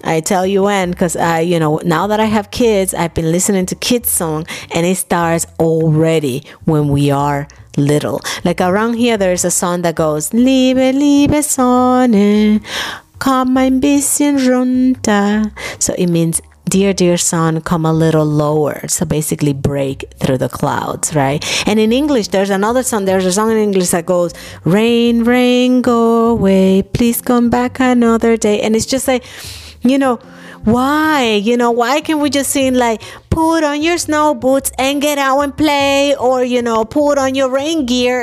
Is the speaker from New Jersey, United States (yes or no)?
no; New York, United States; moved away as an adult; also born or lived in Dominican Republic; now in Germany; I grew up in New York